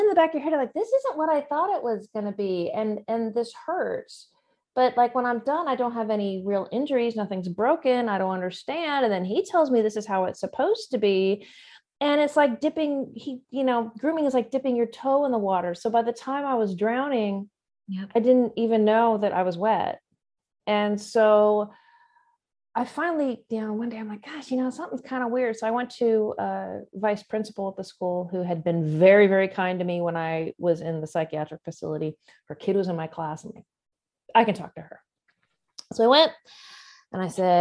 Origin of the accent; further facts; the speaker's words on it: Southern California, United States; born and raised in Southern California